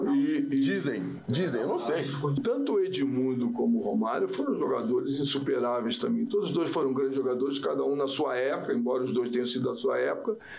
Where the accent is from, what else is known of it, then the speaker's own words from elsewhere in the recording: Rio de Janeiro, Brazil; Nasci em Maria da Graça, assim de minha mãe, entendeu? é, depois fui crescendo, eu morei no Jacarezinho, morei em Manguinhos